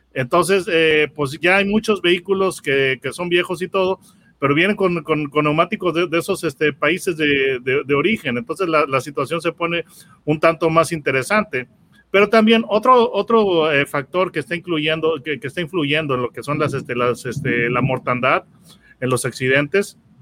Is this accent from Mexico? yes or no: yes; Mexico; Estás hablando con un par de mexicanos y entonces nosotros como mexicanos estamos muy acostumbrados